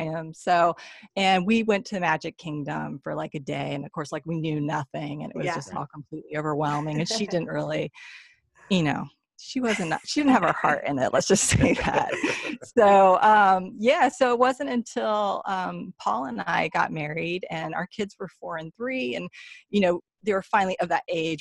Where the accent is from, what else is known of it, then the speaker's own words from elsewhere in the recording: Athens, Ohio, United States; also born or lived in Southern California; But I came back to live in Athens in elementary school. And I've been here ever since